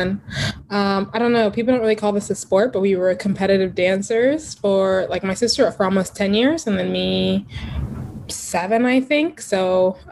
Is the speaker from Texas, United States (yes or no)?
yes; Texas, United States; growing up in Texas